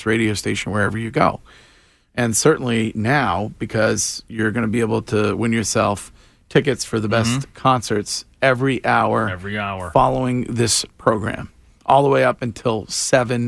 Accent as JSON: {"language": "English", "town": "Stow", "region": "Massachusetts", "country": "United States", "tie": "born or raised there", "said": "my hometown of Stowe, Massachusetts"}